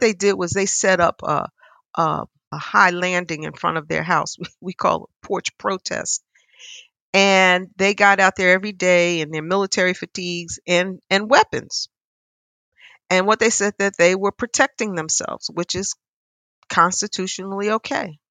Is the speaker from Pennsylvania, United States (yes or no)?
yes; Philadelphia, Pennsylvania, United States; I'm a Philadelphian. I grew up here